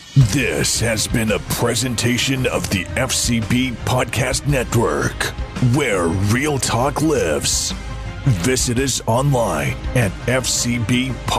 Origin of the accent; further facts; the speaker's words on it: Tallahassee, Florida, United States; also born or lived in Houston, Texas; I grew up in Houston, Texas, till I was like ten years old, my mom moved um, me and her to Tallahassee, Florida